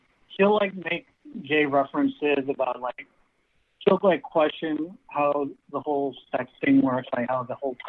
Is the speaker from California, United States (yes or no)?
yes; Bay Area, California, United States; I'm from the Bay Area.